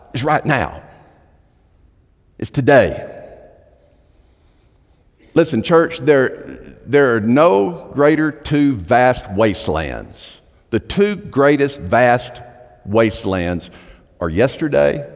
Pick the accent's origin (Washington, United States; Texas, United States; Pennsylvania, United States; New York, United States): Texas, United States; moved away as an adult; also born or lived in Tuscaloosa, Alabama; I'm Texan, I mean, I'm a Texan, native born